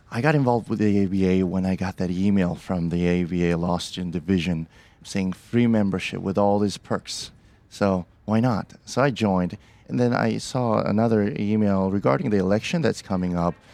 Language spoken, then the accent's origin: English; Seoul, South Korea; also born or lived in Portland, Oregon; now in Beaverton, United States; I'm from, originally from Seoul, South Korea, but I consider Portland, Oregon, my home